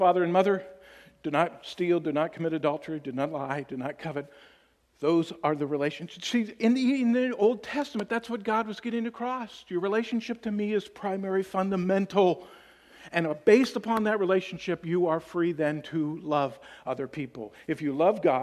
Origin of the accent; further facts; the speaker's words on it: Tennessee, United States; I'm from Tennessee, so that's our team